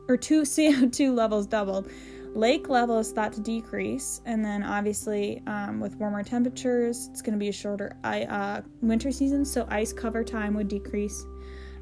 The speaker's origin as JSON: {"language": "English", "region": "Michigan", "country": "United States", "said": "So I am from Michigan"}